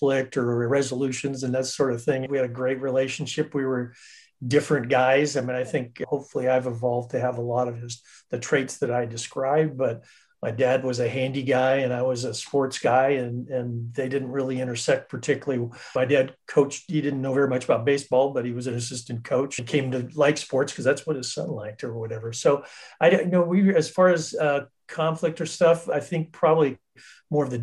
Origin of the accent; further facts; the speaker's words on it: Northern California, United States; now in South Orange County, United States; Grew up in Northern California